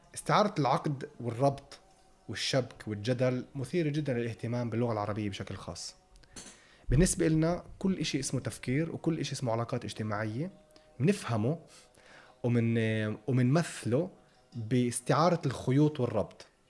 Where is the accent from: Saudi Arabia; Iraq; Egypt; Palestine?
Palestine